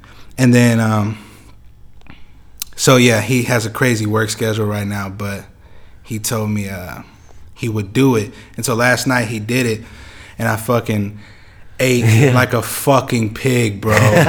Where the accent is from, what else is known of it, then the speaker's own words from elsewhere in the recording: Topeka, Kansas, United States; Yes, sir. Born and raised. I was raised on Chandler, off of. So it's 21st Chandler.